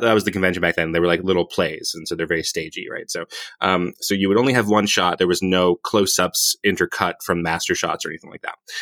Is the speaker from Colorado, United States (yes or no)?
no; Hawaii, United States; my people invented surfing. I'm, I'm from Hawaii.